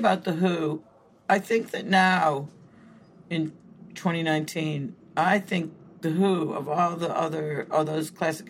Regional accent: Chicago, Illinois, United States; born or raised there; moved away as an adult; now in London, United Kingdom

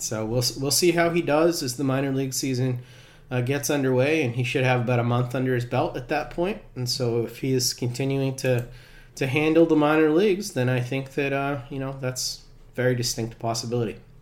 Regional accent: Worcester, Massachusetts, United States; Worcester, though? That's that's my hometown

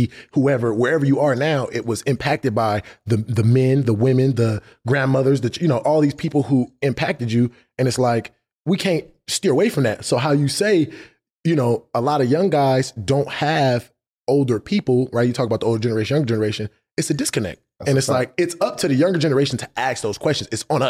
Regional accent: Los Angeles, California, United States; I'm from LA, but I'm from

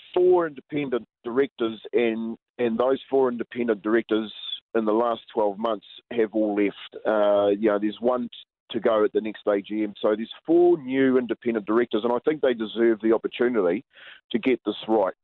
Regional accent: Waitara, Taranaki, New Zealand; We grew up together down in Waitara.

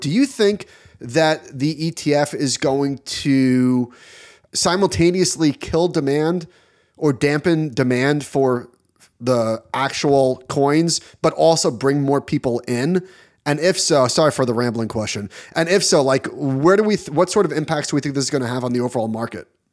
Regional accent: United States; as an American

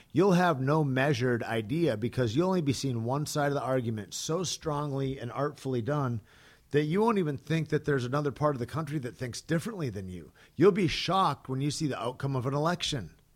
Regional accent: United States; as an American that's been in sports for fucking a couple of decades

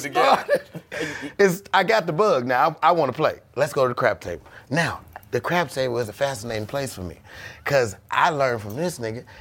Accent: Chicago, Illinois, United States; I'm from Chicago.

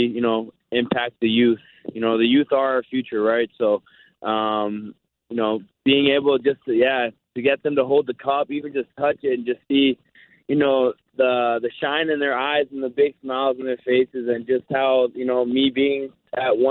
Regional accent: Winnipeg, Manitoba, Canada; playing for my hometown team

